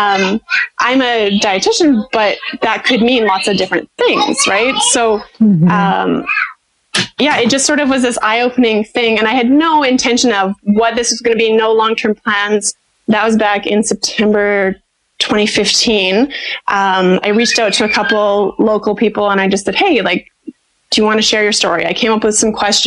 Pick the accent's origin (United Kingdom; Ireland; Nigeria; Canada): Canada; moved away as an adult; also born or lived in Saskatoon, Canada; now in United States; I'm a Canadian, I have a Canadian business, like, I still own the rights to my business in Saskatoon